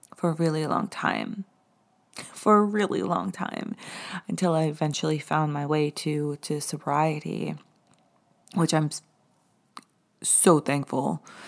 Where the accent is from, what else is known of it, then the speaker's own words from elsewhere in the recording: the Hamptons, New York, United States; I grew up in the Hamptons.